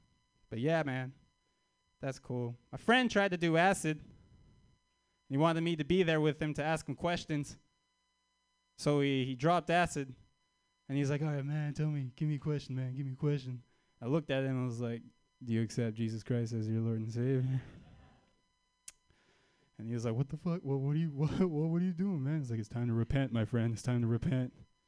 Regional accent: Canada; I'm Armenian, but I'm also from Canada.

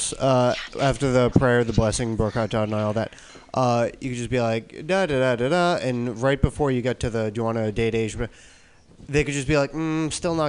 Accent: Boston, Massachusetts, United States; I'm from Boston. I'm in town from Boston.

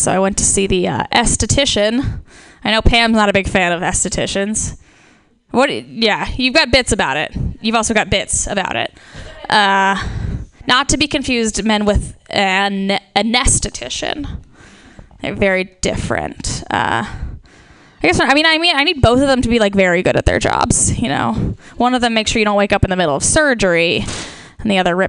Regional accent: Ohio, United States; accent: nasally Midwestern; moved away; I am originally from Ohio

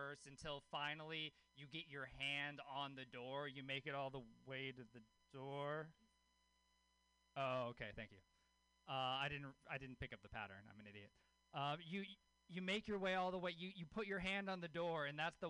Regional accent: Louisiana, United States; I grew up in Louisiana. I grew up with a hippie mom in Louisiana.

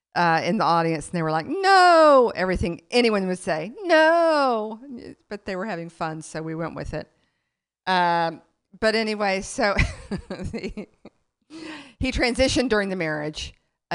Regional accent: Lubbock, Texas, United States; now in New York City, United States; I grew up in Lubbock, Texas, and then, and then I moved to New York City

